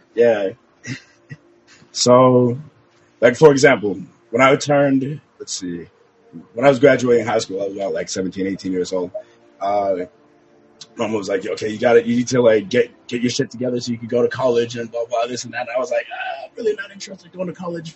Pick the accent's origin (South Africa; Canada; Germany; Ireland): Canada; now in South Florida, United States; I was born in Canada, but I live in South Florida now